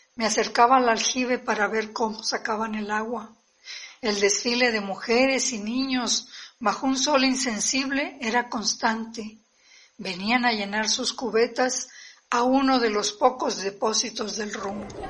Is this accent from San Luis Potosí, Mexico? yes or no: yes; Cerritos, San Luis Potosí, Mexico; cuatro generaciones que nacimos en Cerritos, San Luis Potosí